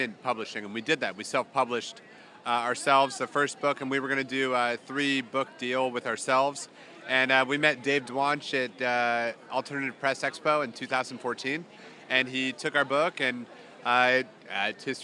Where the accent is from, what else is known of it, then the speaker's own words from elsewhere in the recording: San Francisco, California, United States; I am from San Francisco